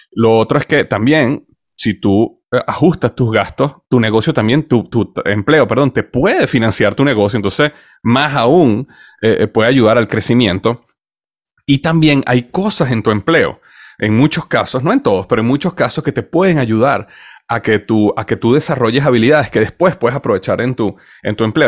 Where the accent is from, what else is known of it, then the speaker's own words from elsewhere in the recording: Venezuela; moved away as an adult; also born or lived in United States / Cincinnati; nací en Estados Unidos, pero crecí en Venezuela